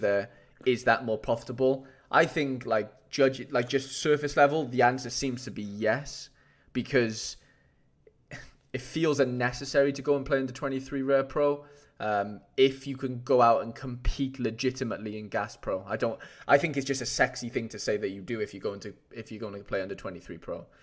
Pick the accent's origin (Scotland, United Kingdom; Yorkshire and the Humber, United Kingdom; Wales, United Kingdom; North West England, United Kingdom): Wales, United Kingdom; I'm a golden Welshman right now